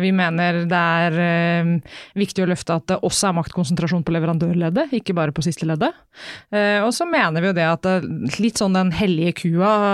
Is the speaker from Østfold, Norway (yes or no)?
no; Vestfold, Norway; jeg er jo fra Vestfold, der er det fint vær og det er lange somre og mye sol